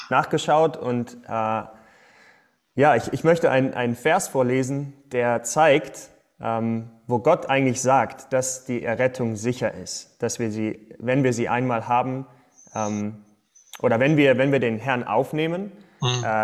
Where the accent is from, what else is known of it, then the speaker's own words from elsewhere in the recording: Detmold, North Rhine-Westphalia, Germany; äh, ich bin in Detmold groß geworden, dann in Aachen studiert